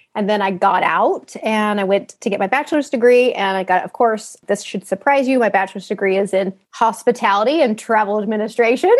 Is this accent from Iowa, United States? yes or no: no; Utah, United States; moved away as an adult; also born or lived in Italy / Boise, Idaho; now in Texas, United States; I'm from Utah originally, grew up in a normal middle class family